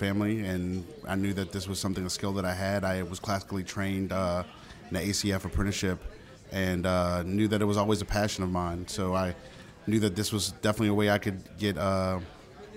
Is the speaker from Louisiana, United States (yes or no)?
yes; New Orleans, Louisiana, United States; now in Baton Rouge, United States; A lot of Creole influence growing up in New Orleans.